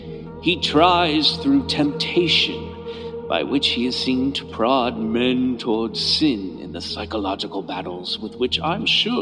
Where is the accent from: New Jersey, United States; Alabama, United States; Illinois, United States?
New Jersey, United States; I'm from New Jersey. This is how New Jersey priests sound.